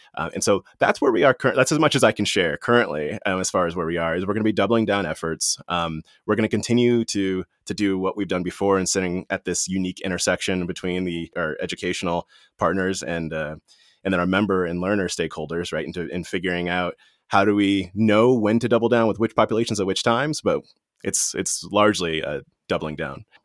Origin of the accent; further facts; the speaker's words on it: Washington, District of Columbia, United States; I was born in Washington, D C, and that was during a time when Washington, D C was the murder capital of the world